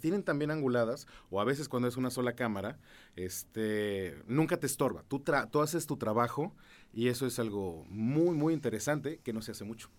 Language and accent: Spanish; San Juan del Río, Querétaro, Mexico; Yo viví casi toda mi infancia en San Juan del Río